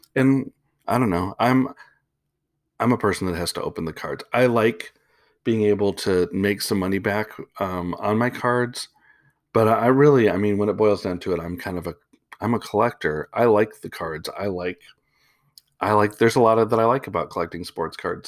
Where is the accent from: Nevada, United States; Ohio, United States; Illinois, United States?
Illinois, United States; Chicago; moved away; I am from Chicago originally.